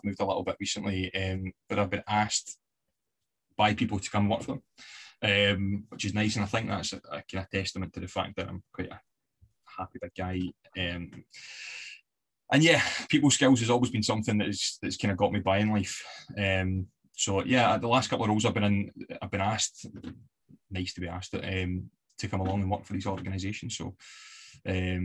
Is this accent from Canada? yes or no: no; Glasgow, Scotland, United Kingdom; moved away as an adult; also born or lived in Paisley / United States; I'm from the west of Scotland, I grew up in Glasgow and Paisley.